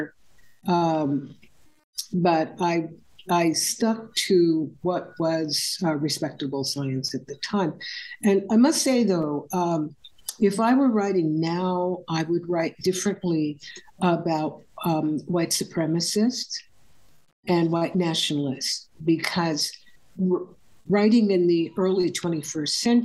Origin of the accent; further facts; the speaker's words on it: California, United States; I grew up in California in the mid-20th century